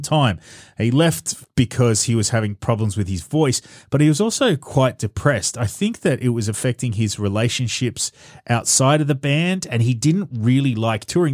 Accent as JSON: {"language": "English", "country": "Australia", "said": "as an Australian"}